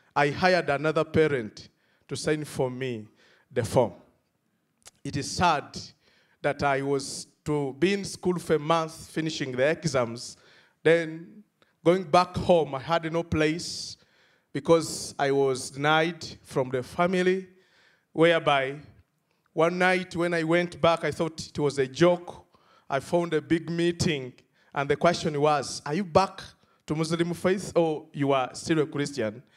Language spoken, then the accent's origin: English; Uganda; from Uganda